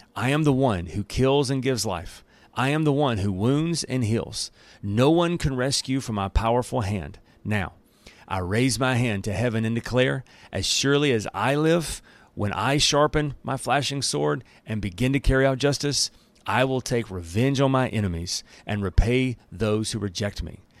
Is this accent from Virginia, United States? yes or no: no; Alabama, United States; accent: country English; I'm from Alabama, so I'm doing my best not to speak in the country English